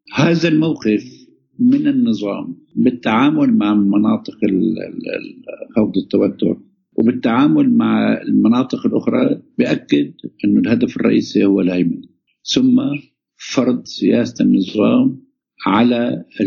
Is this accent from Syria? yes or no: yes; Syria; نحن عندنا بسوريا